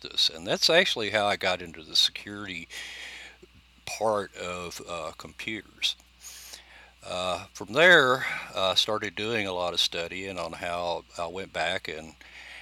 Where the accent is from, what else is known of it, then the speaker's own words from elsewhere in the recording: United States; being Native American